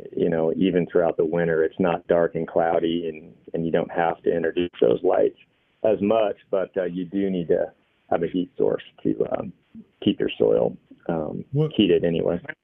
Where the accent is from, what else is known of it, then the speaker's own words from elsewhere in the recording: Washington, United States; moved away as an adult; also born or lived in Montana; now in Three Forks, Montana, United States; originally I'm from Washington State